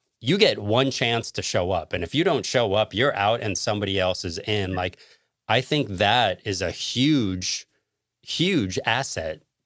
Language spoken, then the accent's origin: English; United States; I'm born and raised in the United States, so I'm not an immigrant